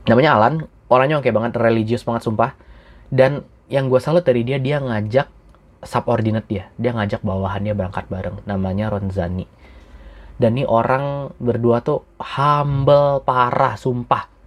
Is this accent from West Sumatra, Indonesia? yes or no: yes; Padang, West Sumatra, Indonesia; since gue orang Padang juga